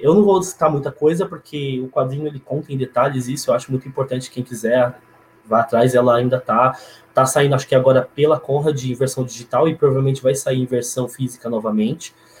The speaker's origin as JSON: {"language": "Portuguese", "region": "São Paulo", "country": "Brazil", "said": "eu, como paulistano, como paulista"}